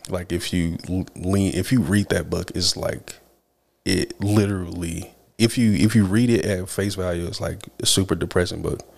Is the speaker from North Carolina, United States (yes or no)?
yes; Rocky Mount, North Carolina, United States; we are from Rocky Mount